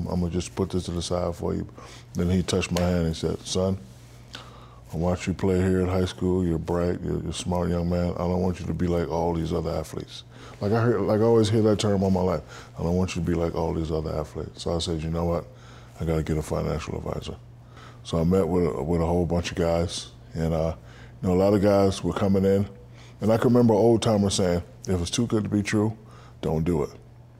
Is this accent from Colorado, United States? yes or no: no; San Antonio, Texas, United States; And then growing up in San Antonio, Texas, right outside the base, when I got my first car, they had a car wash.